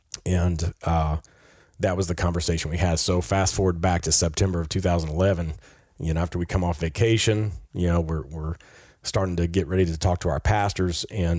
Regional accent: Peru; And I grew up with him in Peru.

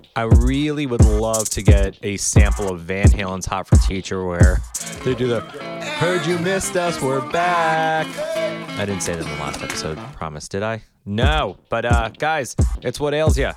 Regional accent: Miami Beach, Florida, United States; I was born and raised in Miami Beach

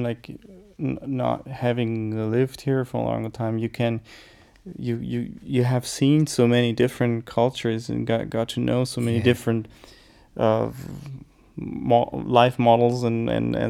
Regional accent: United States; now in Germany; being like American born, my mother American

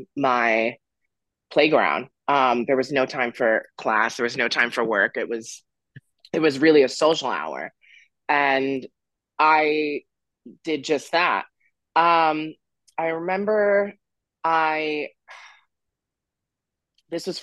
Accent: Florida, United States; also born or lived in Romania / Nashville, Tennessee; now in Massachusetts, United States; I grew up in Florida

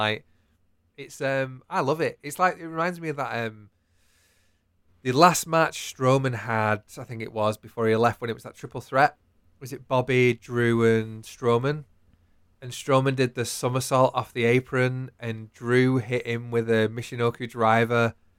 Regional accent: United Kingdom; We're British and we bloody love draws.

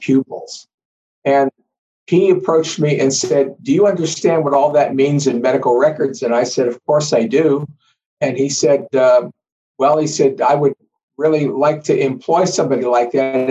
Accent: Smock, Pennsylvania, United States; moved away as an adult; I was born in Smock, Pennsylvania. It's about a bustling 300-person community about 50 miles south of Pittsburgh. The entire town was populated with either coal miners or steelworkers

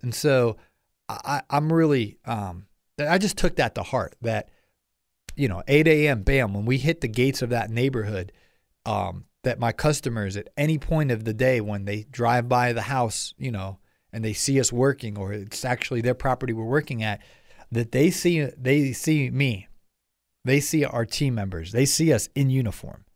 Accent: Ohio, United States; now in Atlanta, United States; I grew up in Ohio, and, uh, I moved down here to the A T L

